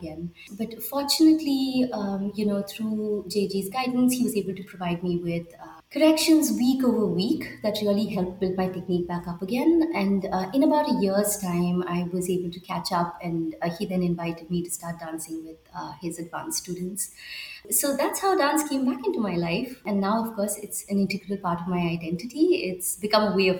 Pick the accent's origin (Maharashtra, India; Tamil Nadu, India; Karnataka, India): Karnataka, India; Bangalore; moved away as an adult; also born or lived in Minneapolis; now in Vancouver, Canada; I was born and raised in Bangalore, India